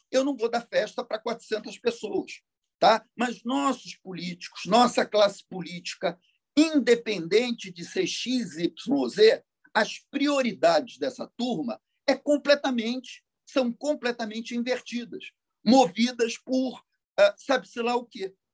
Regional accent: Rio de Janeiro, Brazil; Eu sou nascido e criado em Copacabana, princesinha do mar.

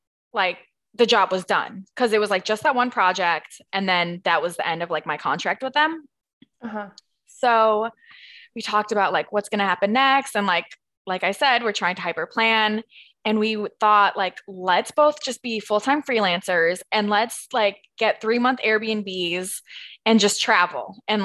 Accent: Minnesota, United States; also born or lived in California / Rhode Island; I mean, mostly I'm from Minnesota. Like, I consider myself a Minnesota girl, but I was born in California. I moved to Rhode Island.

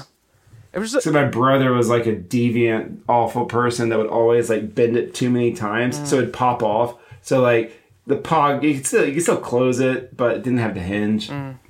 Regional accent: South Arkansas, United States; accent: southern; I grew up in South Arkansas

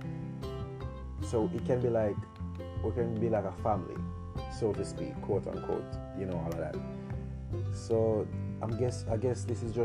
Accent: Jamaica; I'm 20 years old and I'm from Jamaica

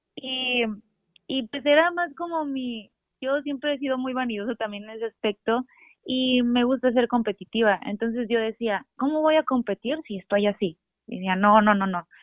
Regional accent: Ensenada, Baja California, Mexico; also born or lived in Tijuana; crecí aquí jugando en Ensenada

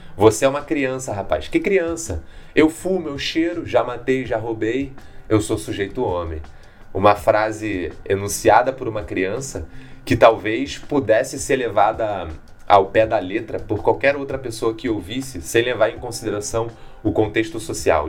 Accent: Rio de Janeiro, Brazil

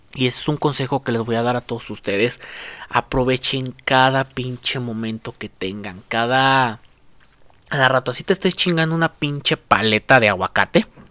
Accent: Mexico; aquí en mi país, en México

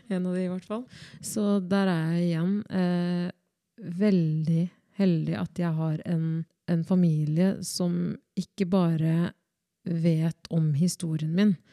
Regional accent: Skien, Vestfold og Telemark, Norway; also born or lived in Democratic Republic of the Congo / Oslo; Og jeg kommer jo oppriktig fra Kongo. Eh, og der blei jeg født født og men er oppvokst i Norge

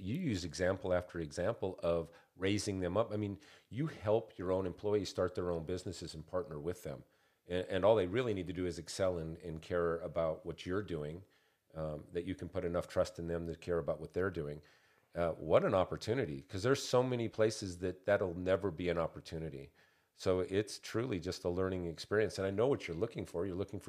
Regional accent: Montana, United States; I'm originally from Montana, and there's some pride that we take there.

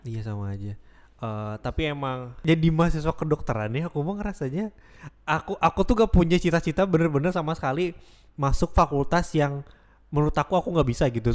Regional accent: Bandung, West Java, Indonesia; moved away; aku emang awalnya asalnya dari Bandung

